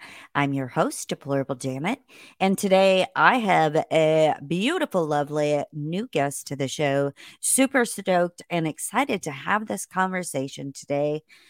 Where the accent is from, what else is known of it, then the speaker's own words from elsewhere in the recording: Indiana, United States; I grew up in Indiana, and I was a frequent visitor to the state of Illinois.